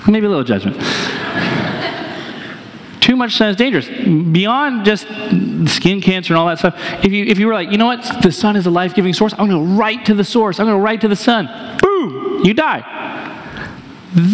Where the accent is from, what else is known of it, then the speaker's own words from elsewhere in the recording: New Hampshire, United States; now in Columbia, Missouri, United States; I'm from New Hampshire.